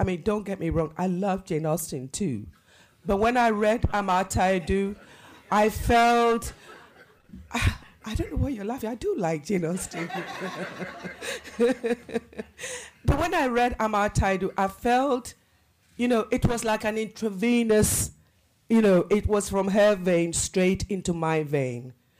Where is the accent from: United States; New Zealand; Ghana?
Ghana; I grew up in Kwame Nkrumah's Ghana.